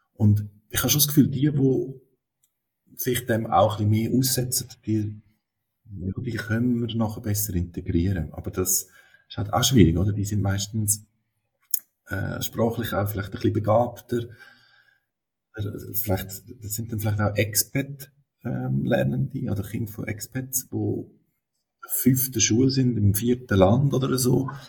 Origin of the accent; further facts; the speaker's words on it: Switzerland; bei uns in der Schweiz eine zusätzliche Schwierigkeit ist, dass wir da Schriftdeutsch lehren im Unterricht